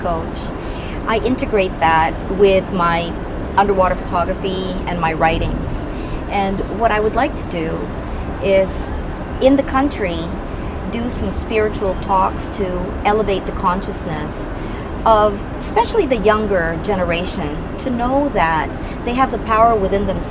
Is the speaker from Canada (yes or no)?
yes; Canada; also born or lived in Philippines; I grew up in Canada, and Canada is my home too